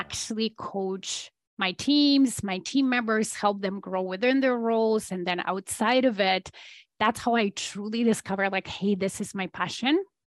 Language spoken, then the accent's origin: English; Poland; moved away as an adult; I am Polish originally, so I was born in Poland under communist regime still.